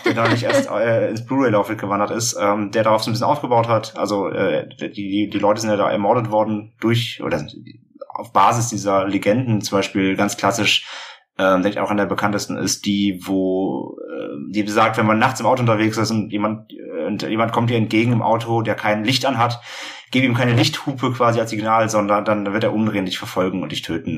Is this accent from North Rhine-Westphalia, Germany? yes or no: no; Hamburg, Germany; wir kommen aus Hamburg